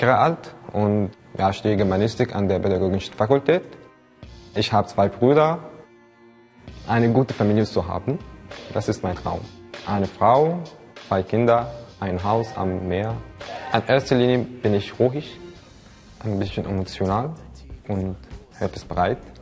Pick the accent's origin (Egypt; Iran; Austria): Egypt; Cairo, Cairo Governorate; German is a second language; ich komme aus äh, Ägypten